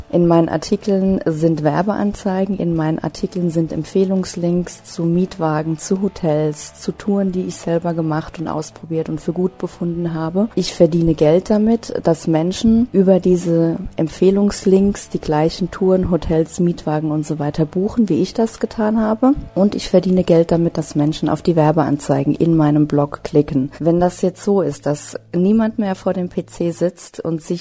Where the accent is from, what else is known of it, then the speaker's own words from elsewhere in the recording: Hesse, Germany; ich komme aus der Nähe von Frankfurt am Main.